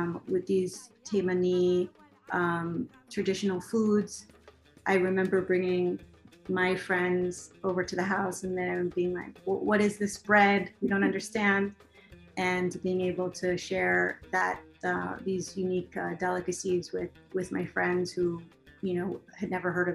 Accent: United States; also born or lived in Israel; I was born in Israel, but I left when I was very young. I was about 4 years old, and then we moved to America, and I basically grew up in America

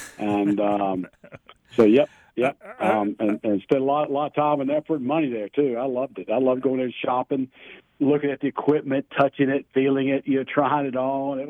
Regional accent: Charlotte, North Carolina, United States; I'm not a true native. I moved here when I was two, but have seen, obviously, Charlotte grow like crazy, right? So I grew up over in the Cotswold-Sherwood Forest area

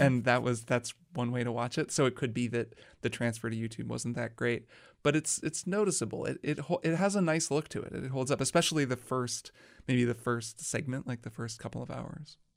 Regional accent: Indiana, United States; I'm also from Indiana

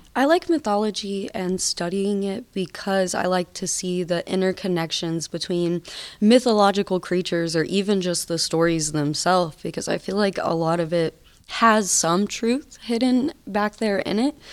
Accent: Atlanta, Georgia, United States; moved away as an adult; now in Nevada, United States; I'm from Atlanta, Georgia. I just moved out to Nevada last year

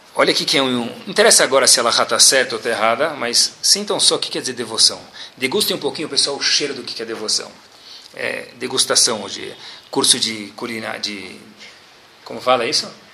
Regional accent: Brazil; also born or lived in United States; sou brasileiro

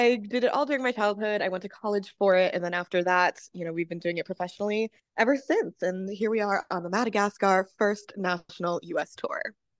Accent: Massachusetts, United States; I'm actually from Massachusetts

